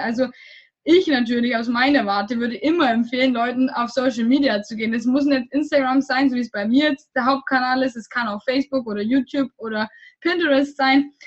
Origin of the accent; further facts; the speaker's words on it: Germany; moved away; ich komme aus Deutschland